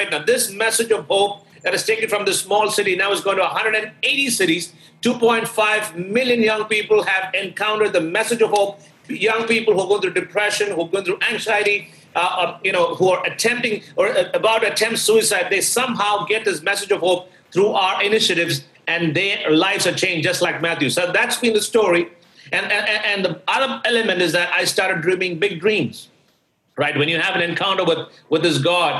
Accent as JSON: {"language": "English", "town": "Thiruvananthapuram", "region": "Kerala", "country": "India", "tie": "born or raised there", "also_born_or_lived": "Delhi", "moved": "yes", "lives_now": "New York, United States", "said": "I was born and raised in Trivandrum City, which is one of the cities right at the tip of India."}